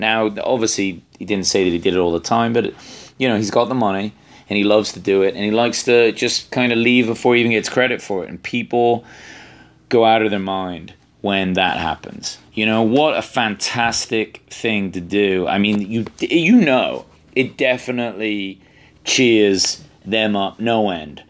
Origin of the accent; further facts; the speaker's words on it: England, United Kingdom; I'm English